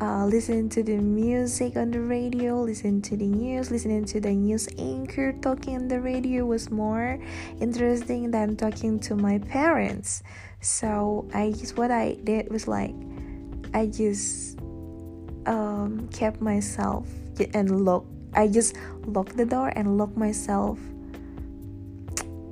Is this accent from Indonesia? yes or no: yes; Indonesia; moved away; back in my home country, Indonesia